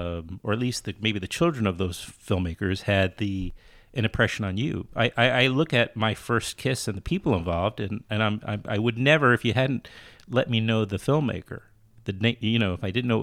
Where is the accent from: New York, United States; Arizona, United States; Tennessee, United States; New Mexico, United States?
New York, United States; New York City; I grew up in Queens, you know, in New York City, the child of two artists who themselves grew up in New Jersey